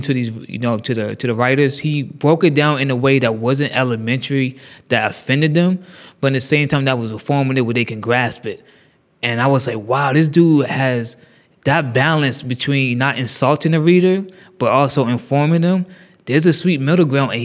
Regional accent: Fredericksburg, Virginia, United States; also born or lived in Maryland; now in Baltimore, United States; I'm from Fredericksburg, Virginia

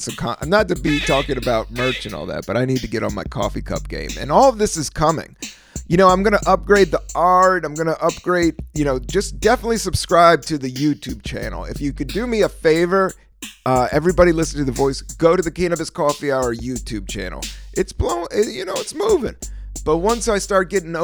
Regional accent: Washington, District of Columbia, United States; moved away; also born or lived in San Francisco; I grew up on Northeast D.C., Washington, D.C.

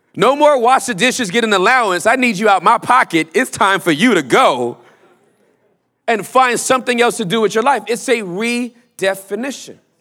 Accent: Los Angeles, California, United States; also born or lived in Inglewood, California / West Covina, California; now in Texas, United States; I grew up in, in, in, in, uh, uh, uh, Southern Los Angeles

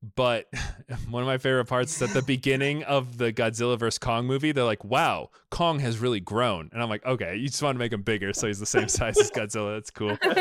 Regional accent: United States; I'm from America

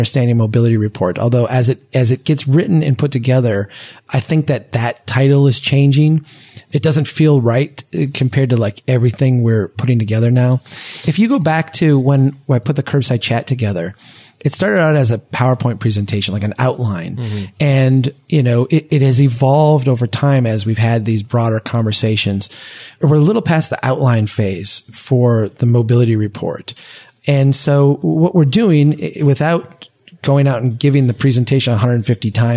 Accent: Brainerd, Minnesota, United States; here in my hometown, in Brainerd

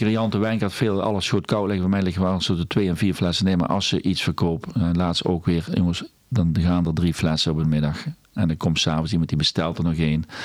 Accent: Netherlands; wij zijn Hollanders

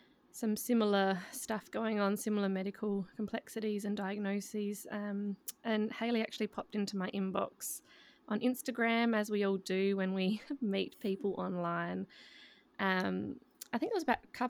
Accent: Adelaide, South Australia, Australia; we're obviously all from Adelaide.

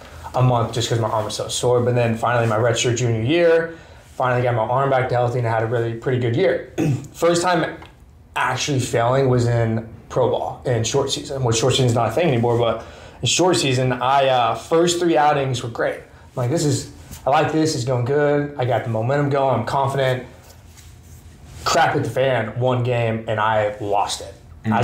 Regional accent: Bentonville, Arkansas, United States; Bentonville, Arkansas.

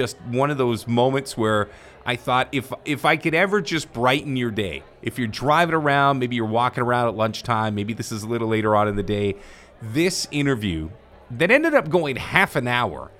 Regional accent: Ontario, Canada; I'm from Ontario

